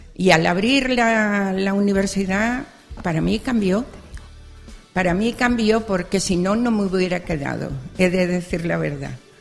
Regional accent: Barcelona, Catalonia, Spain; also born or lived in Extremadura; prácticamente criada en Barcelona

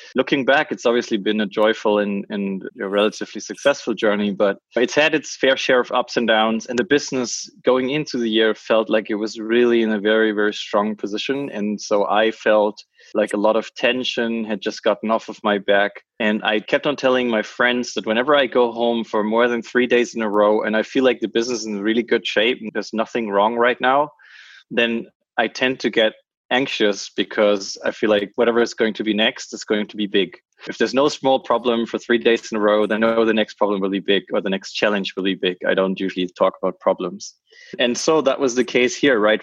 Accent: French-speaking Switzerland, Romandy, Switzerland; Switzerland, my home country, from the other part of Switzerland, because I'm from the French part

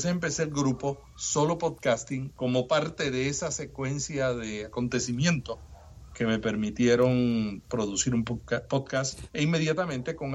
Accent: Puerto Rico; puertorriqueños y los cubanos y los dominicanos somos los andaluces de América

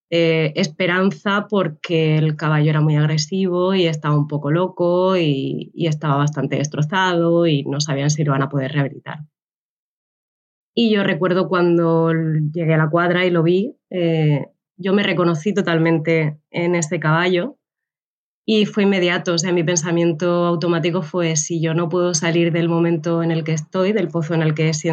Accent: Cartagena, Bolívar, Colombia; volví un tiempo a, a, Cartagena, a mi ciudad natal.

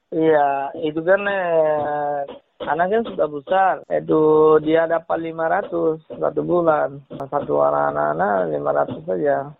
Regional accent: Rakhine State, Myanmar; moved away as an adult; also born or lived in Malaysia; now in Medan, Indonesia; Saya orang Myanmar, Suahingga

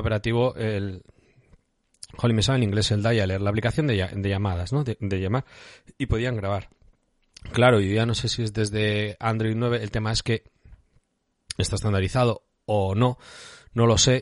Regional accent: Bilbao area, Basque Country, Spain; no vivo en el mismo centro de Bilbao

